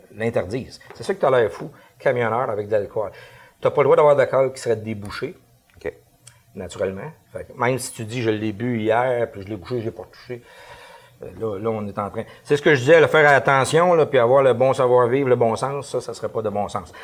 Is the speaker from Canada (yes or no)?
yes; Canada; on est Canadien